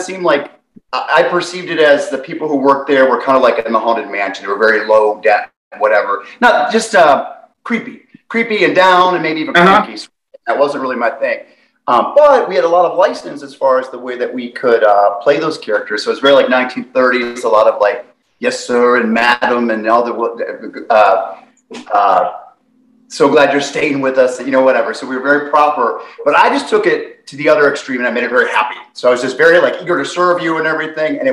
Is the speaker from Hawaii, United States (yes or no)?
no; Westlake, Ohio, United States; also born or lived in Florida; I grew up in Westlake, Ohio, and lived there most of my life